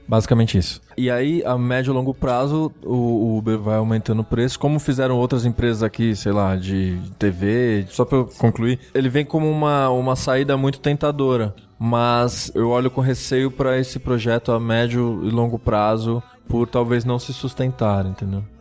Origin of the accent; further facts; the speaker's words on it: Brazil; eu já tinha saído da Zona Norte, que foi onde eu cresci